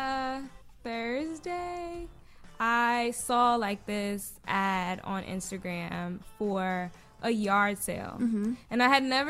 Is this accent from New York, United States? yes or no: no; New Jersey, United States; I'm from Jersey. So I lived in Jersey